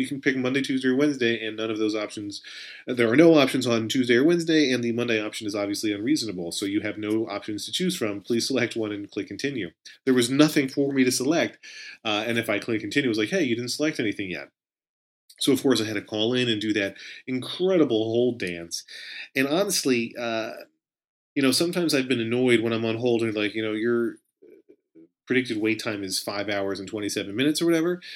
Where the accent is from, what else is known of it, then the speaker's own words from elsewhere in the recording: Pennsylvania, United States; also born or lived in Israel; now in New Jersey, United States; a hometown in Pennsylvania where it was initially my home, where I was born and reared